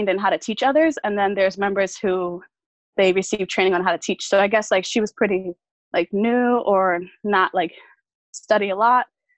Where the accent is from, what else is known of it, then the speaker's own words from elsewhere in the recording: New York, United States; I'm from New York